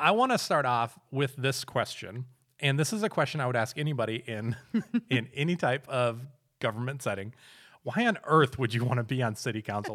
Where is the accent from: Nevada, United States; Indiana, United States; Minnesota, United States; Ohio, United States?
Minnesota, United States; Minneapolis; also born or lived in Fentress County, Tennessee; now in Cookeville, United States; I'm from Minneapolis, Minnesota.